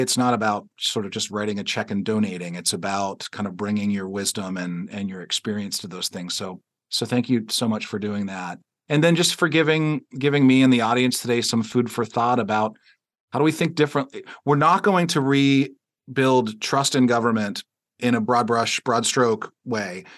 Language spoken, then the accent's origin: English; Pittsburgh, Pennsylvania, United States; we're both from Pittsburgh